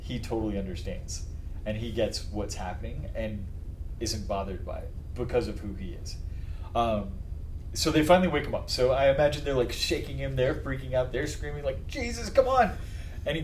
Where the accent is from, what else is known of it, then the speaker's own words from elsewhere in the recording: Las Vegas, Nevada, United States; growing up in Las Vegas, we spent a lot of time on Lake Mead